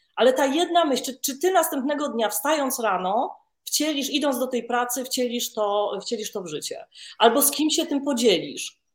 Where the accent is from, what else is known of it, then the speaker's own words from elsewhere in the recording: Warsaw, Masovian Voivodeship, Poland; ja jestem panienką z Warszawy, z dobrego domu